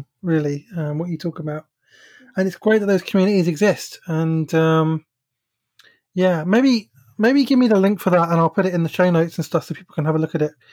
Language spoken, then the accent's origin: English; England, United Kingdom; I grew up in the Methodist Church in England